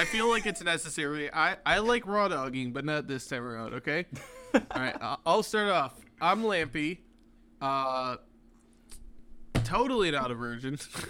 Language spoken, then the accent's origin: English; Michigan, United States; You didn't even like... hint at all that I was from Michigan.